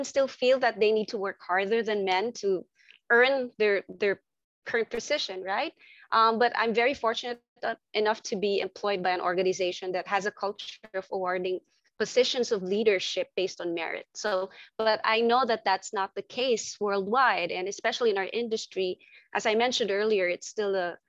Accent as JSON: {"language": "English", "town": "Manila", "region": "Metro Manila", "country": "Philippines", "said": "I'm from Southeast Asia. I'm from Manila, actually, Philippines"}